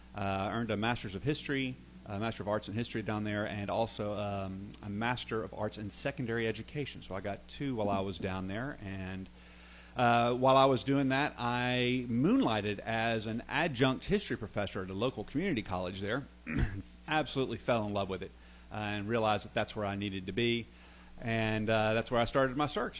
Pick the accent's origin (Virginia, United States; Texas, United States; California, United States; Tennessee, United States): Tennessee, United States; Franklin; also born or lived in Nashville, Tennessee / Tuscaloosa, Alabama; I was born in Nashville, grew up in Franklin, Tennessee, south of south of the city there.